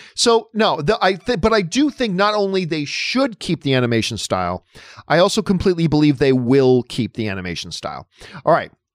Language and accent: English; Hamilton, Ontario, Canada; My hometown and the greatest city in the world is Hamilton, Ontario, Canada, the Hammer.